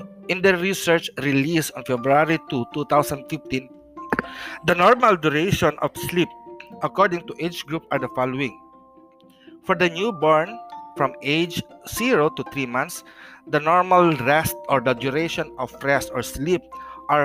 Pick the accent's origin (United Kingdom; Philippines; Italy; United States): Philippines; As a Filipino traditional healer practicing Hilot